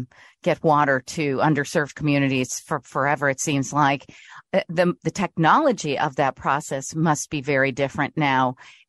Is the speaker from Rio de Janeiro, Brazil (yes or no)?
no; São Paulo, Brazil; Yes, I remember because I grew up in Brazil, in São Paulo, Brazil, and we had a lot of kids at our school that whose parents were part of IBM.